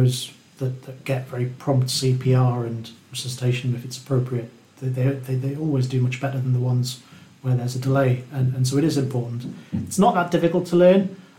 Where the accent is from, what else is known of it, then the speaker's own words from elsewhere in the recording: Newcastle upon Tyne, North East England, United Kingdom; I'm born and brought up in Newcastle.